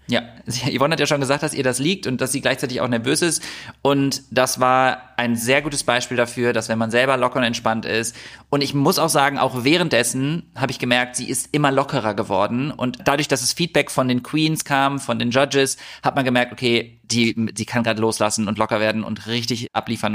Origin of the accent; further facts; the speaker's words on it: Düsseldorf, North Rhine-Westphalia, Germany; Düsseldorf ist meine Heimatstadt. Ich bin in Düsseldorf geboren und aufgewachsen